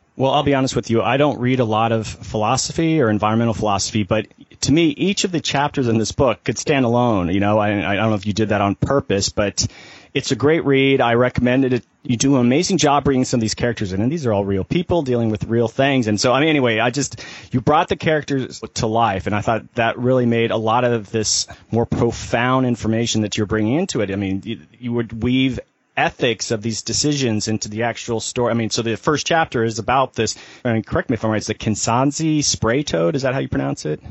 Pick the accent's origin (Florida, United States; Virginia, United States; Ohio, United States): Florida, United States; I'm from Florida